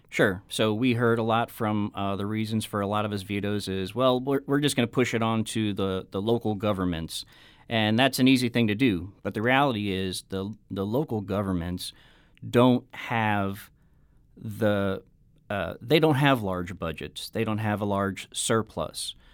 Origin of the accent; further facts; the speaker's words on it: Affton, Missouri, United States; I was born and raised in Afton